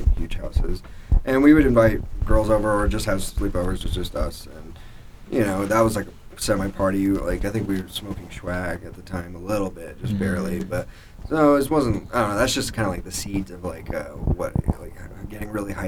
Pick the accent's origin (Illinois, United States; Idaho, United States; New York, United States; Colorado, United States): Colorado, United States; Littleton; I grew up in Littleton, Colorado